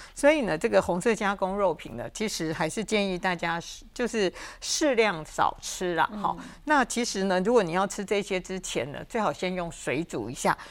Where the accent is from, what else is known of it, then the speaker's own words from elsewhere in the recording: Taiwan; 我们台湾人